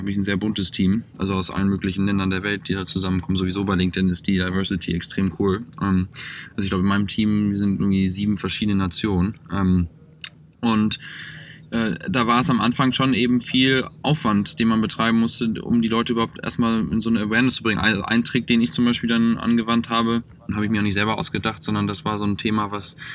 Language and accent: German; Northern Germany, Germany; moved away as an adult; also born or lived in Cologne / Düsseldorf / Hamburg; now in Mountain View, United States; komme ja nun aus dem Norden